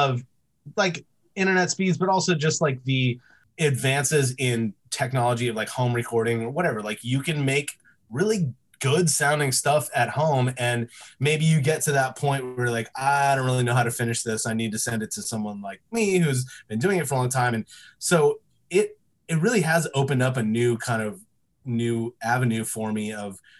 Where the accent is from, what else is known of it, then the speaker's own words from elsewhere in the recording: Yorba Linda, California, United States; I grew up in Orange County. Small town. Well, it's not that small, I guess. It's a little town called Yorba Linda